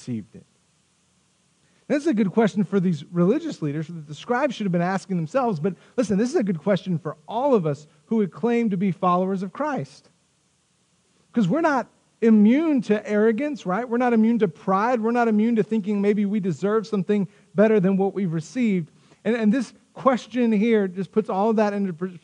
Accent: Tahoka, Texas, United States; I grew up in Tohoka, Texas. Tohoka, Texas is a farming community

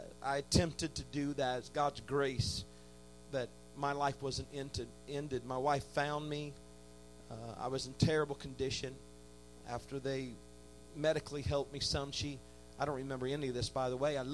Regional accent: Indiana, United States; I grew up in a great church in Indiana

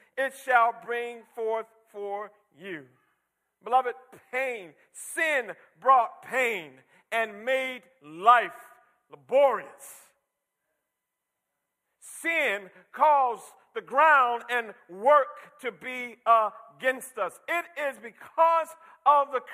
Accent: Michigan, United States; when I was a young boy growing up in Michigan, we, out in the countryside

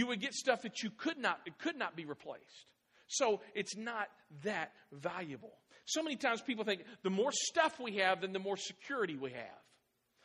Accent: Clarksville, Tennessee, United States; moved away; also born or lived in Midwest; when we moved from the Midwest to Clarksville. I was born here. And we moved back to Clarksville in 2006

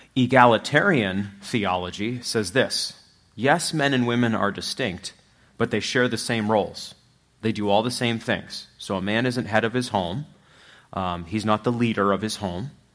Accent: Machias, Maine, United States; also born or lived in Louisville, Kentucky; now in Platte County, Missouri, United States; I'm from Machias

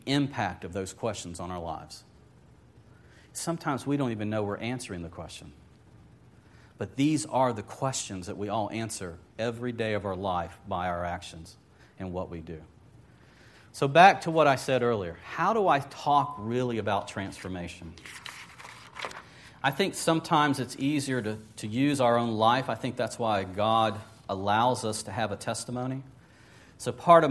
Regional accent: Lakeland, Florida, United States; also born or lived in Wauchula, Florida / Orlando, Florida; I grew up in Lakeland to a certain degree. Mom and Dad divorced when I was about age 13 or so. And Mom was from Wachula.

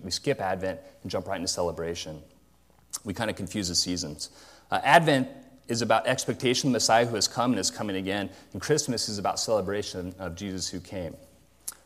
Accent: Modesto, California, United States; growing up in Modesto

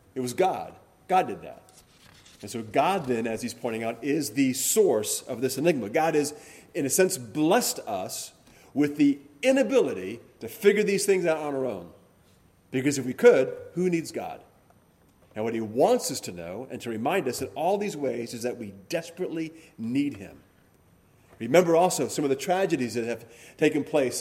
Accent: Hawaii, United States; growing up in Hawaii

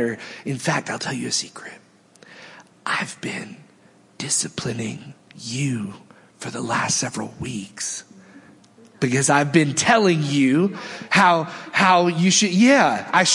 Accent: United States; we are Americans

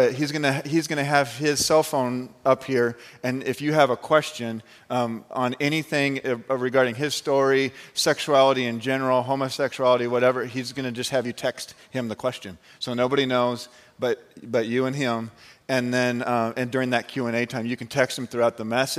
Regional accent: Phoenix, Arizona, United States; I grew up in the Phoenix, Arizona area

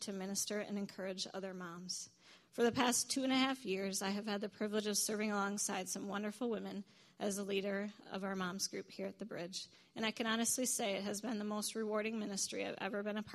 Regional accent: Eau Claire, Wisconsin, United States; I grew up in Eau Claire

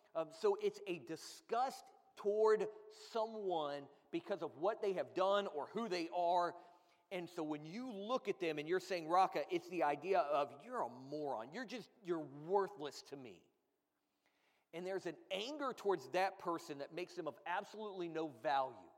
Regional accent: Florida, United States; I grew up in Florida

